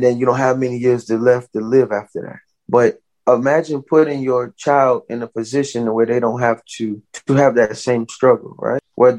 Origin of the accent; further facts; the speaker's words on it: the South, United States; You know, growing up in the South, it didn't end there, you know, whenever it was supposed to legally.